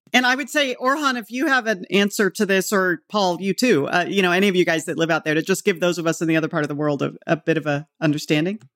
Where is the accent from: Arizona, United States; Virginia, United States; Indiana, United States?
Arizona, United States; now in Midwest, United States; I grew up in Arizona